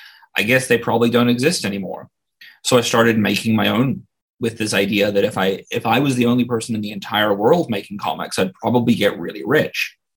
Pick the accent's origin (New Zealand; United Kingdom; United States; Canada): New Zealand; I was born and raised there, lived there for 30 miserable years.